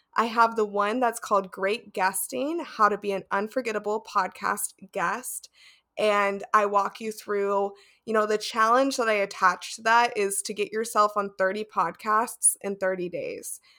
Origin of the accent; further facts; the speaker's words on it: Las Vegas, Nevada, United States; now in Seattle, United States; I grew up in Las Vegas and there's a lot of Spanish speakers there, but now I'm in Seattle